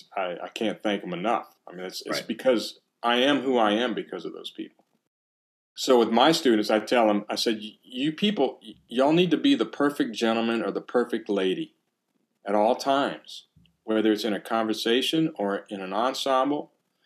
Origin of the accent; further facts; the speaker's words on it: Louisiana, United States; I come from South Louisiana, so what we call wrestling is wrestling.